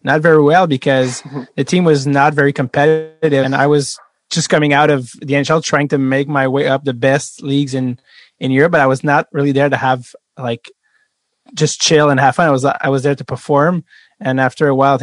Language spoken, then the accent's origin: English; Montreal, Quebec, Canada; English is a second language; where are you from? And I say Montreal